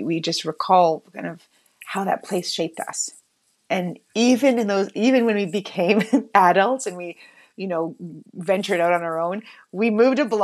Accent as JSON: {"language": "English", "town": "Toronto", "region": "Ontario", "country": "Canada", "tie": "born or raised there", "said": "I grew up in Toronto, in the very Jewish ghetto of Bathurst and Wilson"}